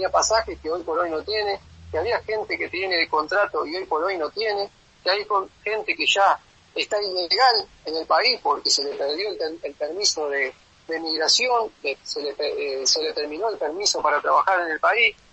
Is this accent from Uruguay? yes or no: yes; Uruguay; como uruguayo, si yo tengo la posibilidad de volverme a Uruguay